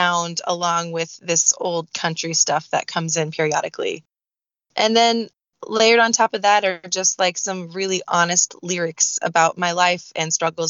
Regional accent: Southern California, United States; I am from Southern California, grew up in Southern California

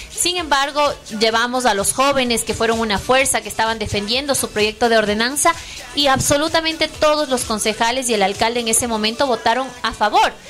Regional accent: Ecuador; aquí todos somos de Ecuador

